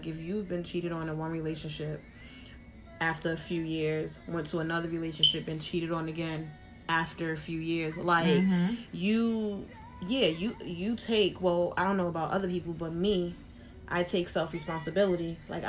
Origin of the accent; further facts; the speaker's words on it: Jersey City, New Jersey, United States; Sometimes it's from just growing up in Jersey City, seeing certain shit.